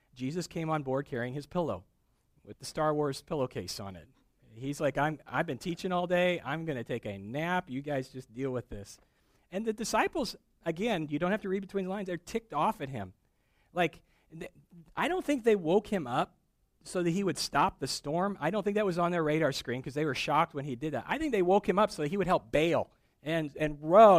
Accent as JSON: {"language": "English", "region": "Midwest", "country": "United States", "tie": "born or raised there", "also_born_or_lived": "East Tennessee", "moved": "yes", "said": "I grew up in the Midwest."}